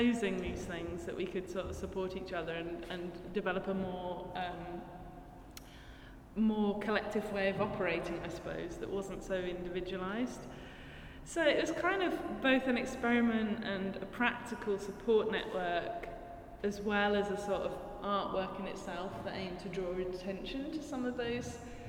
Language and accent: English; United Kingdom; inflicted by childhood growing up in Thatcher's Britain.